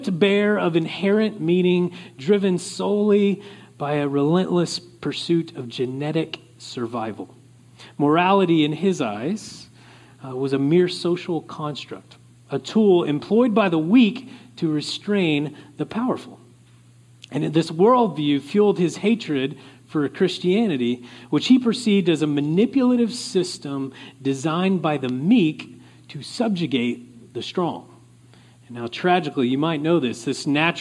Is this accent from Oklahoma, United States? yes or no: yes; Oklahoma, United States; moved away; I come from Oklahoma originally